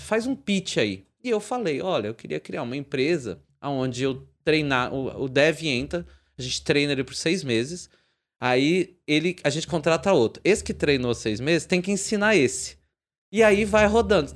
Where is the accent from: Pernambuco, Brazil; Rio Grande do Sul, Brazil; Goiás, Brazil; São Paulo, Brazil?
São Paulo, Brazil; São Bernardo do Campo; eu sou de São Bernardo aqui na, no Grande ABC